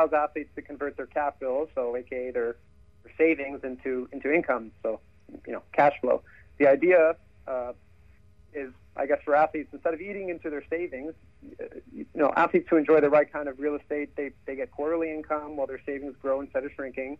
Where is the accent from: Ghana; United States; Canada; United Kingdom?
Canada; Growing up in Canada